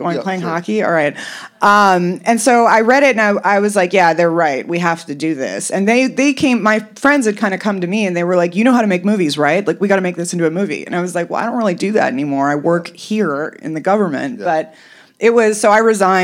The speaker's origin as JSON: {"language": "English", "town": "Los Angeles", "region": "California", "country": "United States", "tie": "born or raised there", "said": "I was raised somewhat correctly, even though I was in Los Angeles"}